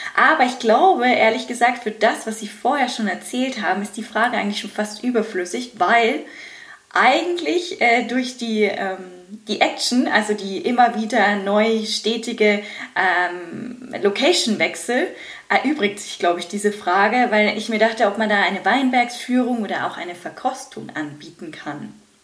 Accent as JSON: {"language": "German", "country": "Germany", "said": "bei uns in Deutschland"}